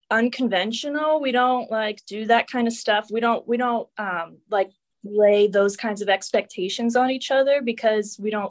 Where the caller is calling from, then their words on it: Pittsburgh, Pennsylvania, United States; Yes, I'm in Pennsylvania, Pittsburgh.